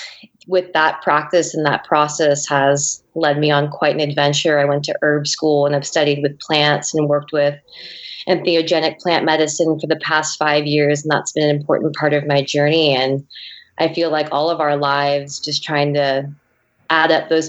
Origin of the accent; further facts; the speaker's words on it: Poway, California, United States; I grew up in San Diego, California